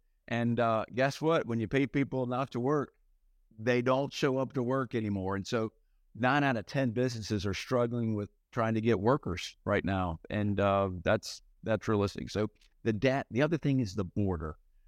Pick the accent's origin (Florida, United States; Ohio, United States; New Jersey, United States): Florida, United States; Fernandina Beach; So I'm from the Jacksonville area, a little tiny town called Fernandina Beach.